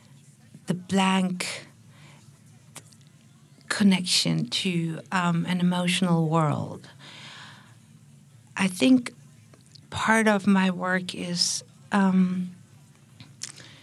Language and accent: English; Berlin, Germany; I'm from Berlin